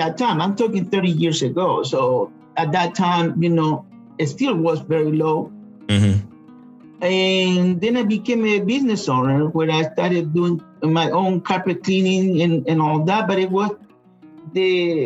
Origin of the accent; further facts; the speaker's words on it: Chile; English is a second language; now in Georgia, United States; I'm originally from Chile